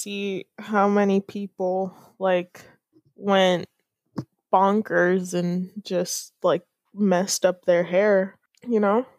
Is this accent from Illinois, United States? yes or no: yes; Illinois, United States; also born or lived in Cuba (ancestry)